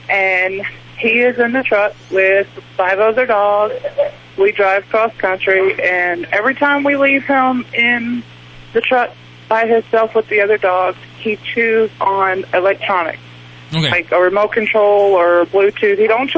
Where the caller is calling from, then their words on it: El Paso, Texas, United States; I'm in El Paso today.